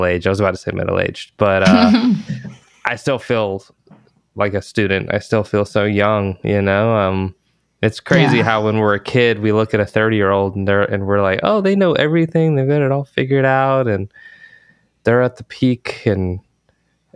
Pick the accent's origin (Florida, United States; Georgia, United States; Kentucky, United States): Georgia, United States; now in Texas, United States; I grew up in Georgia